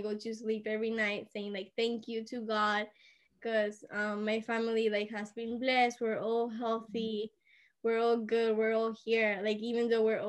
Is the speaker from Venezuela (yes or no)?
yes; Venezuela; now in Switzerland; I'm from Venezuela, and I currently study in Switzerland.